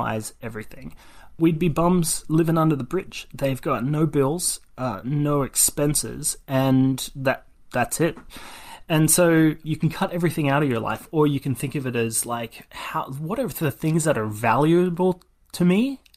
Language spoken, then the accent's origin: English; Australia; moved away as an adult; now in California, United States; I was born and raised in Australia